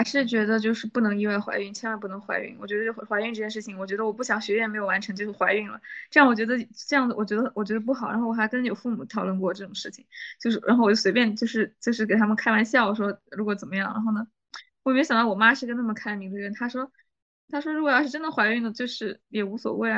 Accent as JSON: {"language": "Chinese", "town": "Nanjing", "region": "Jiangsu", "country": "China", "moved": "as an adult", "lives_now": "Netherlands", "said": "我是江苏南京"}